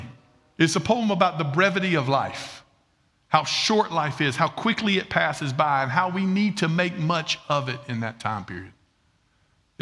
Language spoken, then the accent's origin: English; Red Bank, South Carolina, United States; I'm from Red Bank, South Carolina